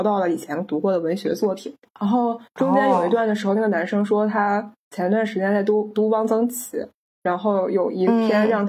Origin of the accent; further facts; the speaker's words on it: China; 我们都是中国人，都接受了相似的九年义务教育